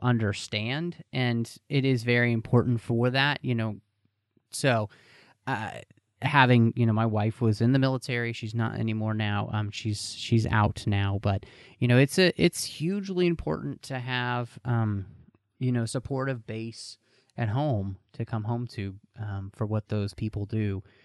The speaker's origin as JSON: {"language": "English", "region": "Texas", "country": "United States", "tie": "born or raised there", "said": "growing up in Texas"}